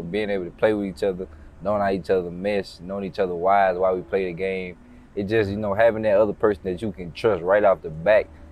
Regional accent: Mississippi, United States; moved away as an adult; also born or lived in Georgia; now in Philadelphia, United States; I'm from Mississippi. I'm from the South.

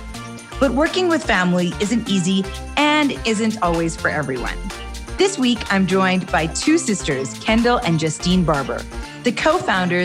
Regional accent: Calgary, Alberta, Canada; I'm born and raised in Calgary and I still live here

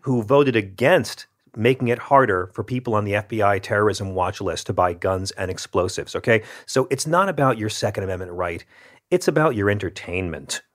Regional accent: the South, United States; I grew up with my grandma having a shotgun in the corner down south

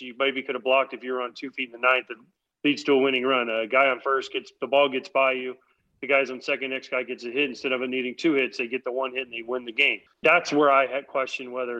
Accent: East Coast, United States; I was born on the East Coast. I live on the East Coast

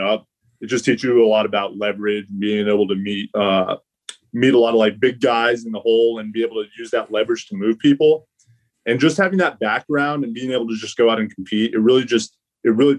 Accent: Highlands Ranch, Colorado, United States; moved away as an adult; also born or lived in Nebraska; I grew up, obviously, you said Highlands Ranch, Colorado

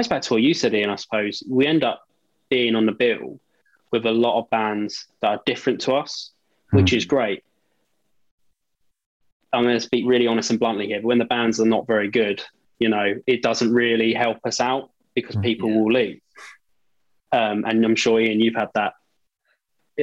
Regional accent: Margate, South East England, United Kingdom; we're from Margate, which is right the most southeasterly point of the country.

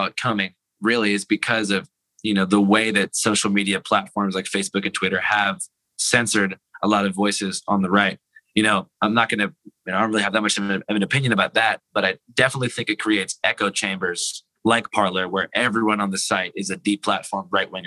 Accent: Seattle, Washington, United States; I'm from Seattle, I'm from Capitol Hill. I grew up in the exact area where the occupied protest was

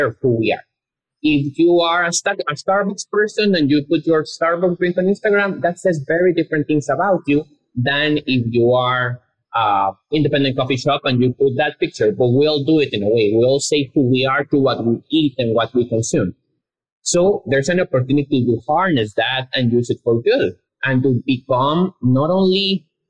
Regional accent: Guatemala; moved away as an adult; now in Austin, United States; we came from Guatemala, which is a very conservative country, a Catholic country. Like, we both went to all boys Catholic schools

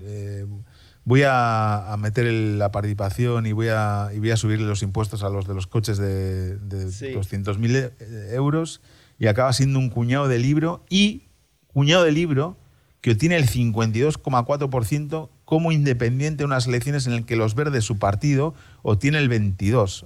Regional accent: Spain; moved away as an adult; now in Berlin, Germany; soy español, ¿no? Y muy español

